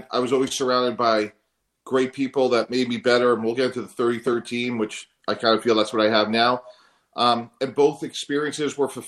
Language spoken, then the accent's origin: English; Northeast, United States; You know, I grew up there. I'm from the Northeast.